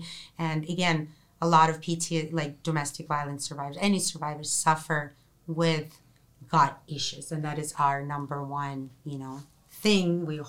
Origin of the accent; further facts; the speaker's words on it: Russia; I'm from Russia. There's, you know, communist country.